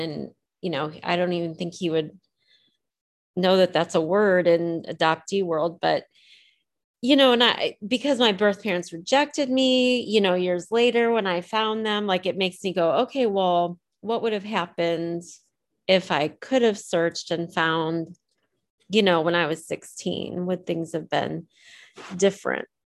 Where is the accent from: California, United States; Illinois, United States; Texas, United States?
Illinois, United States; Decatur; moved away as an adult; also born or lived in Champaign, Illinois; now in Ohio, United States; So I grew up in Decatur, Illinois. I was born in Champaign, Illinois